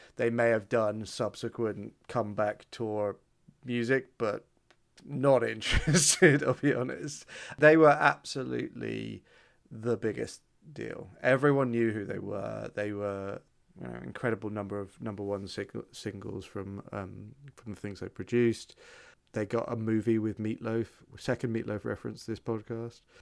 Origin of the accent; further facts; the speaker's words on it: United Kingdom; I'm your only British friend